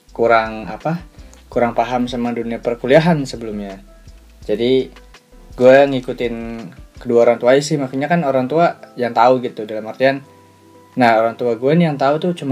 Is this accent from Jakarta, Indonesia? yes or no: no; Indramayu, West Java, Indonesia; now in Bandung, Indonesia; Gue kan dari Indramayu nih dan gue kan sekarang kuliah di Bandung